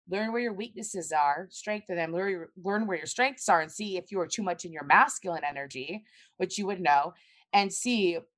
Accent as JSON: {"language": "English", "town": "Tampa", "region": "Florida", "country": "United States"}